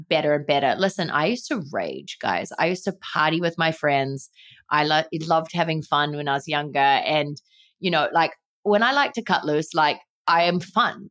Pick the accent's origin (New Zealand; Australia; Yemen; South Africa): New Zealand; growing up in New Zealand where everyone's active and works out